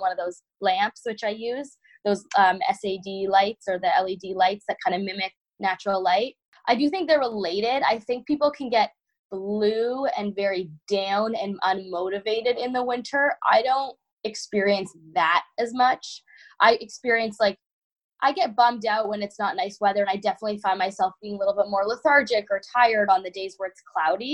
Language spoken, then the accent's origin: English; Toronto, Ontario, Canada; moved away as an adult; now in Michigan, United States; when I moved to Michigan from Toronto, you know, I'm Canadian. I grew up in winters a lot my whole life.